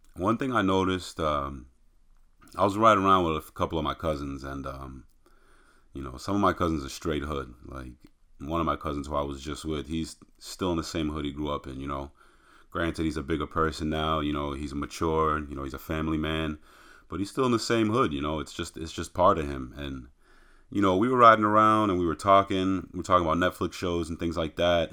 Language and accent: English; outside of Boston, Massachusetts, United States; we grew up outside of Boston